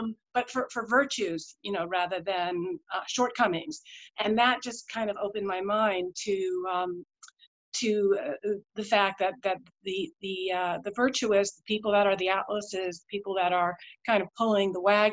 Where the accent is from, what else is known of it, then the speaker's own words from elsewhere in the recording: India; born there; moved away; My parents, I was born in India. I was new to town